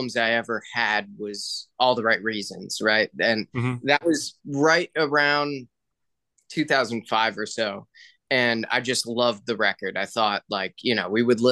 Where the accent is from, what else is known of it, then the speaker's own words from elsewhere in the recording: New Jersey, United States; I'm from Jersey